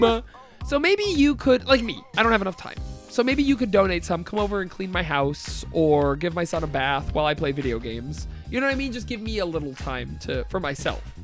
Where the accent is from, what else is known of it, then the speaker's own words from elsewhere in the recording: Canada; we're Canadian.